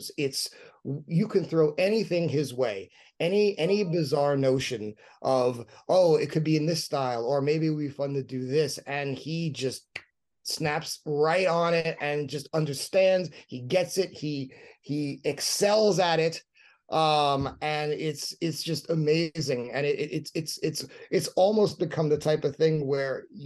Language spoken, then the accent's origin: English; New York City, New York, United States; both Rodney and I grew up in New York City